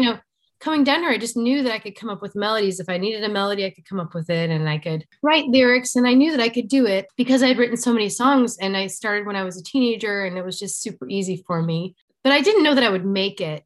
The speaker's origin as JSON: {"language": "English", "town": "Chicago", "region": "Illinois", "country": "United States", "tie": "born or raised there", "moved": "as an adult", "lives_now": "Nashville, United States", "said": "I grew up in Chicago"}